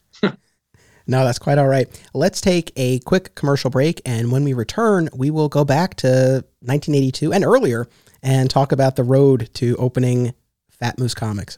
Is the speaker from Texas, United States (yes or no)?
no; Westchester County, New York, United States; I grew up in Westchester County, New York